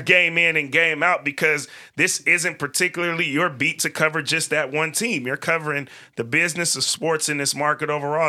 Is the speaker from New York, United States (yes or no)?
no; Bay Area, California, United States; moved away as an adult; now in Portland, United States; I grew up in California in the Bay Area, came to college out here